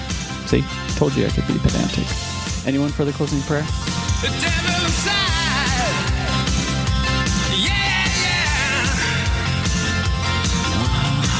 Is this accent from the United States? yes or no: yes; Utah, United States; now in Seattle, United States; from rainy Seattle, the Emerald City of the Northwest. One time while growing up in Utah